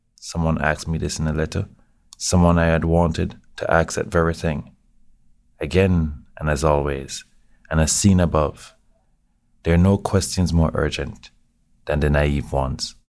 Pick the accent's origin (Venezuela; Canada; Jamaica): Jamaica; now in New York, United States; I'm Jamaican.